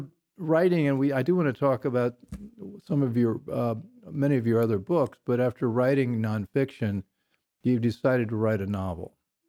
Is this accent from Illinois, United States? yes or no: no; Indiana, United States; I grew up in Indiana